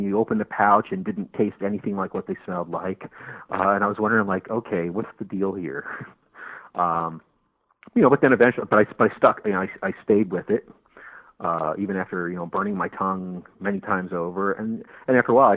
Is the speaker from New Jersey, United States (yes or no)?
yes; New Jersey, United States; now in St. Petersburg, United States; I'm originally from New Jersey, but I've lived in Florida for the last 17 years